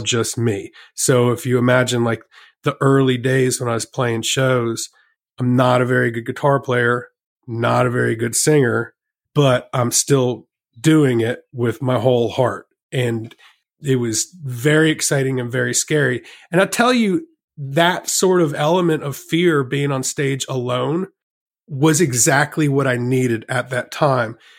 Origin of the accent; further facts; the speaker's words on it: Virginia, United States; also born or lived in Richmond, Virginia; Well, I grew up in Virginia